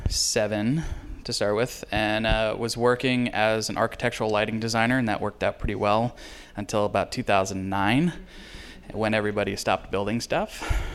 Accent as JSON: {"language": "English", "area": "Amador County", "region": "California", "country": "United States", "tie": "born or raised there", "also_born_or_lived": "New York", "moved": "as an adult", "said": "I grew up in Amador County and didn't really drink wine."}